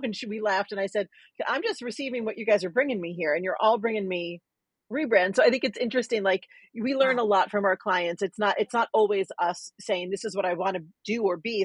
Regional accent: New York City, New York, United States; I'm from New York City

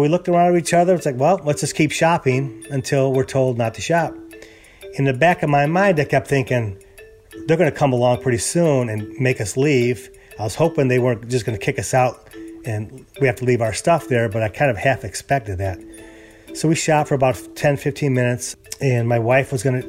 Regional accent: Chicago, Illinois, United States; moved away as an adult; also born or lived in California; now in Houston, United States; I'm originally from Chicago, and we lived there many years

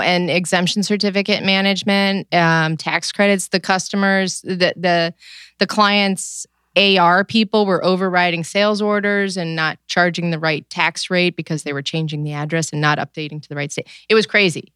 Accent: New York, United States; now in Cleveland, United States; I am originally from New York

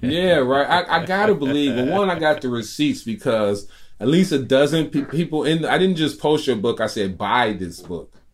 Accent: Chicago, Illinois, United States; I'm a Chicagoan

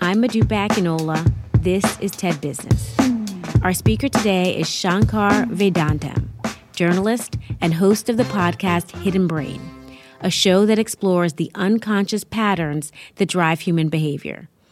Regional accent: New York City, New York, United States; I live in my hometown, New York City

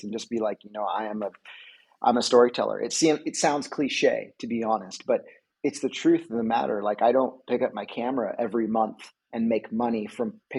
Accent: California, United States; I'm a photographer, I'm from California

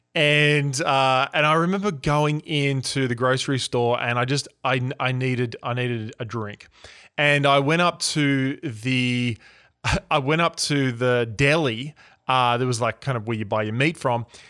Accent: Sydney, New South Wales, Australia; accent: Australian; moved away as an adult; now in Newport Beach, United States; we come from Sydney, Australia originally

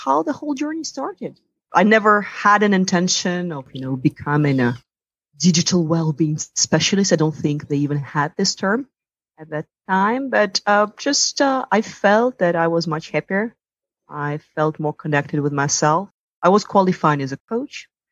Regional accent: Russia; moved away as an adult; also born or lived in Italy / New York / London; I come from Russia. I grew up there.

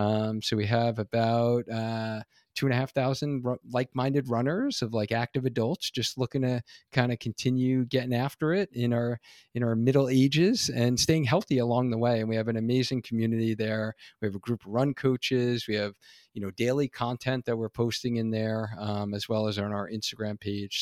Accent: New York, United States; now in Connecticut, United States; being an original New Yorker

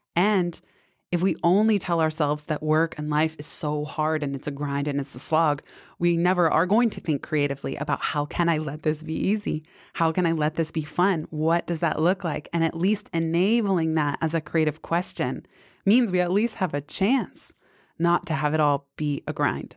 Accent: San Francisco, California, United States; also born or lived in Bay Area suburbs; I grew up in San Francisco till seventh grade when we moved to the suburbs.

